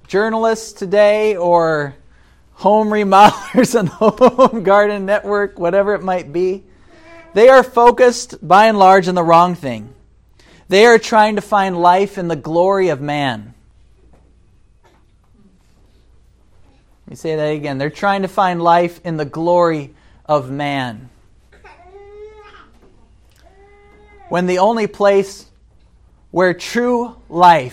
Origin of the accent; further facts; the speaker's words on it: United States; as an American